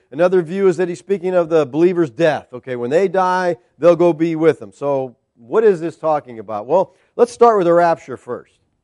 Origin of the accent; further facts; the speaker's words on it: United States